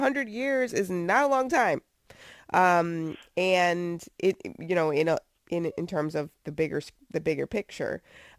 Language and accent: English; New Jersey, United States; now in Virginia, United States; I'm from New Jersey, so that's not a thing that I would see all the time growing up right outside of New York City.